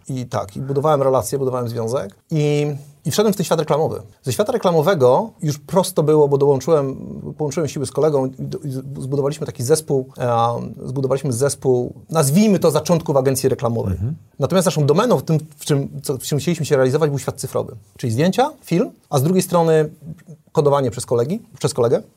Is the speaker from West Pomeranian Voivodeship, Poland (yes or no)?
yes; Kołobrzeg, West Pomeranian Voivodeship, Poland; also born or lived in Michigan, United States; Ja pochodzę z Kołobrzegu, z mojej miejscowości.